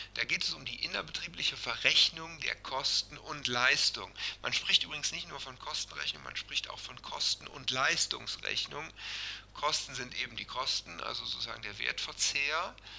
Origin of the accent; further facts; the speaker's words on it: Germany; bei uns in Deutschland